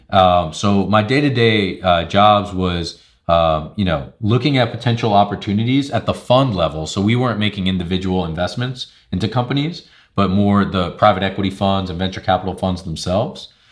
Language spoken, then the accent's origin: English; Long Island, New York, United States; moved away; I'm originally from Long Island, New York